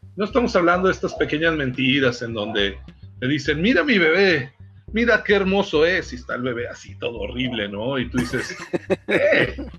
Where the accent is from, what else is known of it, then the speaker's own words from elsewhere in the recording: Mexico; es nuestra maldición como mexicanos